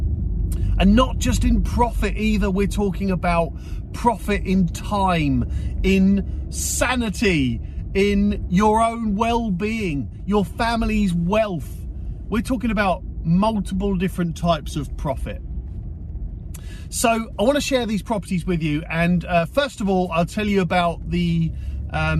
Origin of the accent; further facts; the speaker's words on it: South Coast, Portsmouth area, South East England, United Kingdom; I'm from the South Coast. I'm down in the Portsmouth area